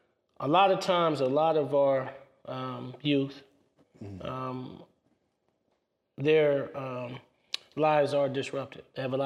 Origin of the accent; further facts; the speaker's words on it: Kansas City, Kansas, United States; I'm a bulldog from Wyandotte.